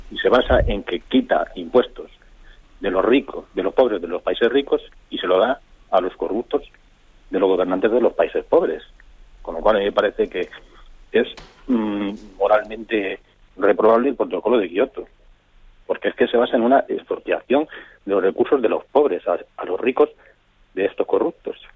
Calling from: Madrid, Community of Madrid, Spain; Soy Margarita, aquí de Madrid

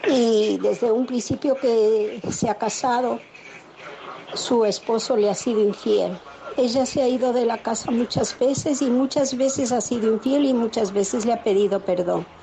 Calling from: Zaragoza, Aragon, Spain; Hola, muy buenos días. … de Zaragoza.

